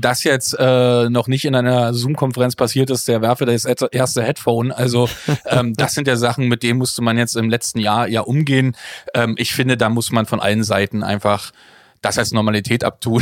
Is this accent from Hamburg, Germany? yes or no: no; Frankfurt, Brandenburg, Germany; als gelernter Ostdeutscher geboren in Frankfurt-Oder